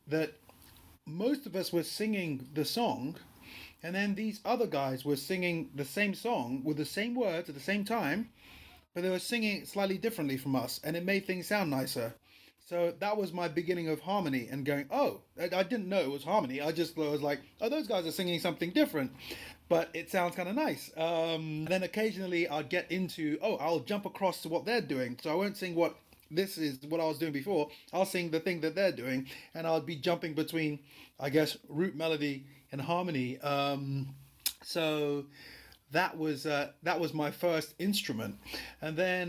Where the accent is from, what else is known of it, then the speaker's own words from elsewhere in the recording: Lagos, Nigeria; moved away; I was born in Lagos, Nigeria.